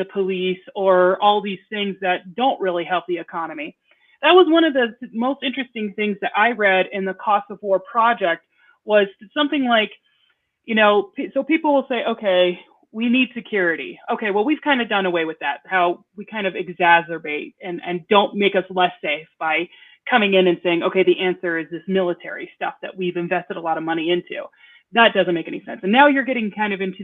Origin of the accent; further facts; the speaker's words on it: Omaha, Nebraska, United States; I grew up in Omaha, Nebraska